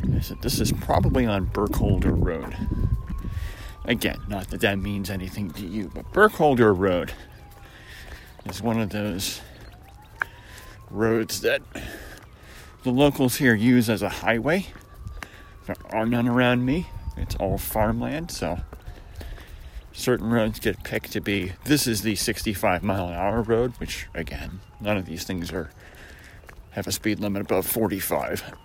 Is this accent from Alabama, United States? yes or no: no; Syracuse, New York, United States; moved away; where I grew up in Syracuse was Zone 5B